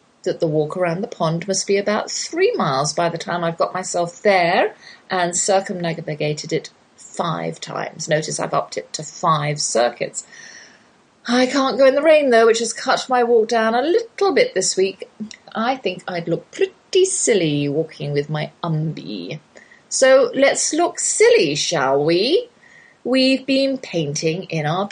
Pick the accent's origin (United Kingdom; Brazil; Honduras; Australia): United Kingdom; Oxford, South East England; accent: English accent, Oxford drawl; moved away as an adult; now in Texas, United States; that's my English accent you're hearing. Though I've lived in the Lone Star State half my life, I can't shake the Oxford drawl.